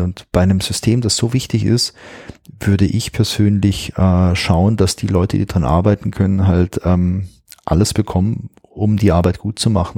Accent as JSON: {"language": "German", "country": "Germany", "said": "hier bei uns in Deutschland"}